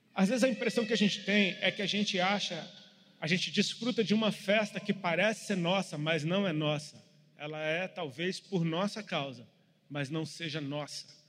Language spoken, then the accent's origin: Portuguese; Brasília, Federal District, Brazil; moved away; Eu sou de Brasília e moro fora de Brasília há muito tempo